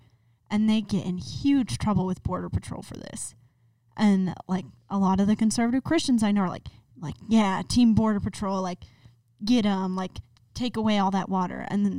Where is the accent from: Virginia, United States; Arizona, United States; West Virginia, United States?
Arizona, United States; Tucson; I'm from Tucson.